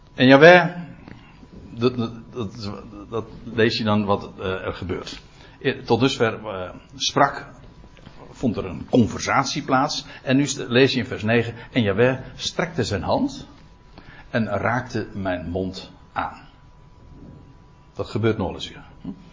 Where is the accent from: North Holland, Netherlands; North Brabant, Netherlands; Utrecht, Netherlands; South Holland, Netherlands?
North Holland, Netherlands; Aalsmeer; bij ons in Aalsmeer